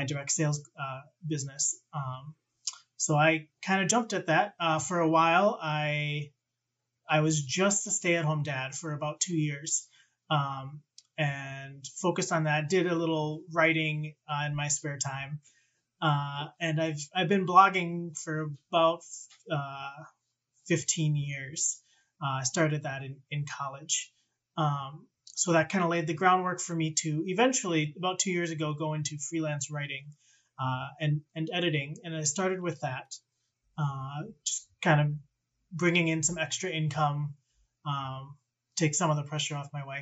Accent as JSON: {"language": "English", "region": "Minnesota", "country": "United States", "tie": "born or raised there", "also_born_or_lived": "Wisconsin", "said": "I've been in Minnesota since fifth grade"}